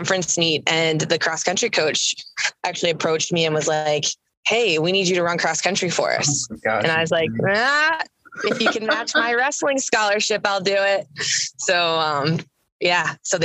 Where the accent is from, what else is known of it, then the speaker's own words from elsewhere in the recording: Massillon, Ohio, United States; moved away as an adult; also born or lived in Kentucky; I am from Maslin, Ohio, originally. And my parents have a small little horse farm in Maslin. And I grew up riding horses